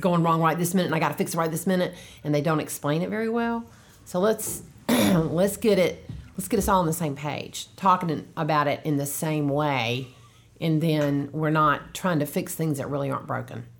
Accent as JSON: {"language": "English", "town": "Durham", "region": "North Carolina", "country": "United States", "tie": "born or raised there", "also_born_or_lived": "Charlotte, North Carolina / Wake Forest, North Carolina", "accent": "Southern", "said": "I was born in Charlotte, and then I grew up most of my life in Durham"}